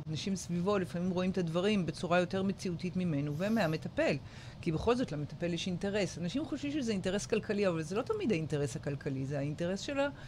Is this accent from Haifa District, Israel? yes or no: no; Jerusalem, Jerusalem District, Israel; moved away as an adult; now in Ashdod, Israel; אבל אני הגעתי מירושלים